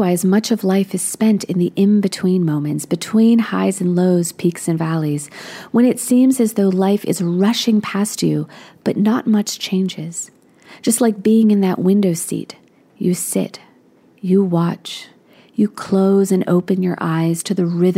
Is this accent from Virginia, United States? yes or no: yes; Alexandria, Virginia, United States; also born or lived in Williamsburg, Virginia; my hometown of Alexandria, Virginia, which is right outside of Washington, D.C.